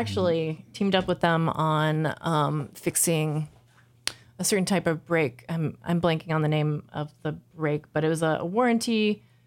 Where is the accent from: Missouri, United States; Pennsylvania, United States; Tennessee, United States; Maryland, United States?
Missouri, United States; Jefferson City; now in Minneapolis, United States; I grew up in Jefferson City, Missouri